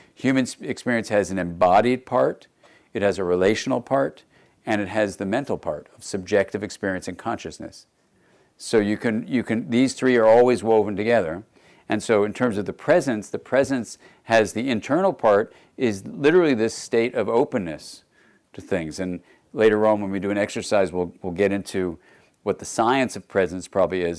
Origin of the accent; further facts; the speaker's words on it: Los Angeles, California, United States; I grew up actually in Los Angeles